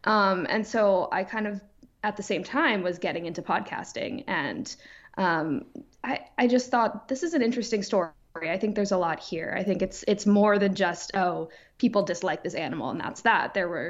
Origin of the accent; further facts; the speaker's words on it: New York, United States; I grew up on the East End of Long Island, which a lot of people know as the Hamptons. You know, year round, it's a small town just like any other